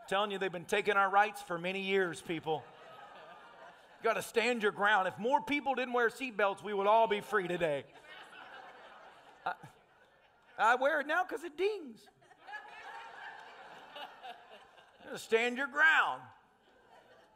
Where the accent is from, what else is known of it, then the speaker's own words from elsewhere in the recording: Tennessee, United States; I'm a redneck from Tennessee.